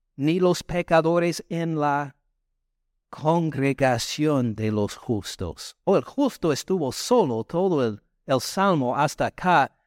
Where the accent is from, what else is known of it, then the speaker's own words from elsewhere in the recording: the north of the United States, United States; Spanish is a second language; moved away as an adult; now in Georgia, United States; soy del norte de Estados Unidos